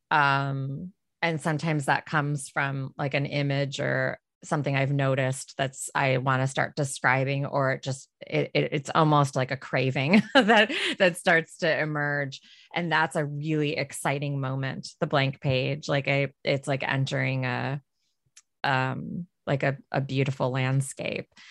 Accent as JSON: {"language": "English", "town": "Detroit", "region": "Michigan", "country": "United States", "moved": "yes", "said": "I'm from Detroit originally"}